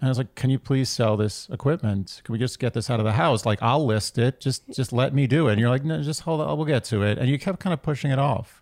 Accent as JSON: {"language": "English", "town": "New York City", "region": "New York", "country": "United States", "tie": "born or raised there", "said": "born and raised in New York City"}